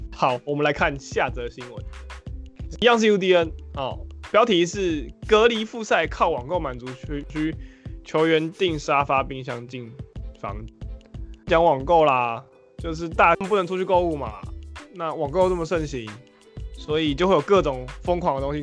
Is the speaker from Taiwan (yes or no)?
yes; Taiwan; 我们台湾人用的是 TikTok